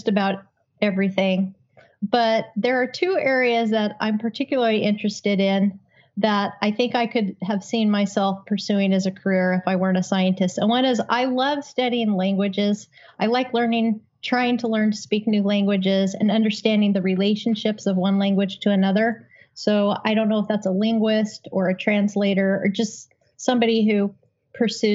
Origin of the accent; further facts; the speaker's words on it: Utah, United States; I grew up in Utah